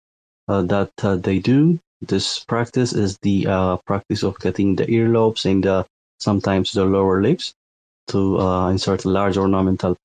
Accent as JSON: {"language": "English", "country": "Ethiopia", "said": "I'm from Ethiopia, and Ethiopia is a landlocked country"}